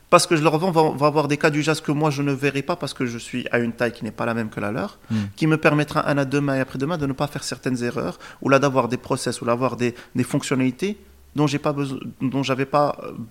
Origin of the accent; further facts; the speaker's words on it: Morocco; Euh, et donc aujourd'hui, en tant que Marocain, on a de la particularité qu'on fait plusieurs choses.